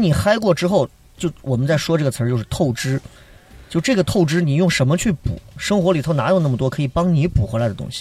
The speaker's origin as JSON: {"language": "Chinese", "region": "Shaanxi", "country": "China", "said": "我们陕西一句方言叫练得很"}